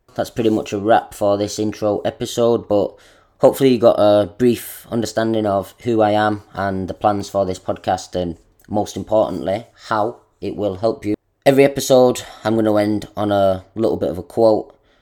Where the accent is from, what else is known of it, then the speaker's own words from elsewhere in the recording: Manchester, North West England, United Kingdom; moved away as an adult; also born or lived in Australia; now in Japan; I am from England, Manchester. Now, I'm living in Japan